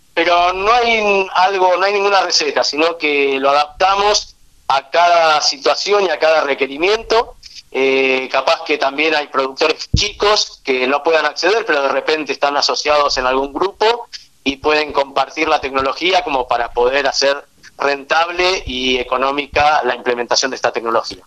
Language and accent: Spanish; Argentina; also born or lived in Israel; Nací en Israel, y desde el año y medio de edad estoy viviendo en Argentina, así que prácticamente viví casi toda mi vida en nuestro país